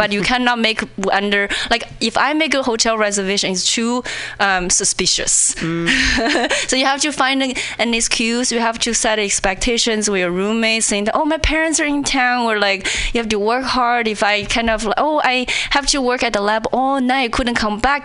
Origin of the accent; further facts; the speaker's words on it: China; English is a second language; moved away as an adult; also born or lived in Indiana; now in Seattle, United States; when I was in China